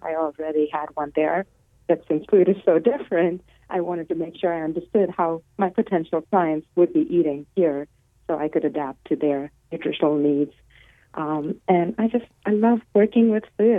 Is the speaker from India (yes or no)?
yes; India; moved away as an adult; also born or lived in Los Angeles; now in United States; I was born and raised in India